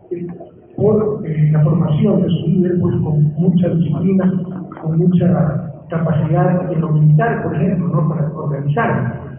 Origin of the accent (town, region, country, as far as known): Ecuador